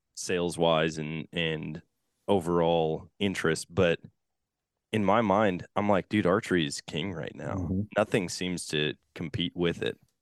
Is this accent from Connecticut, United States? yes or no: no; Eau Claire, Wisconsin, United States; moved away; my hometown of Eau Claire